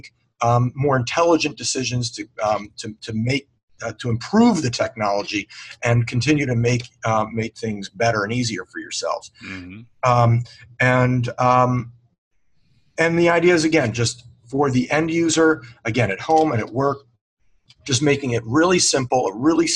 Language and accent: English; Washington, District of Columbia, United States; I was raised in the Washington D.C. area.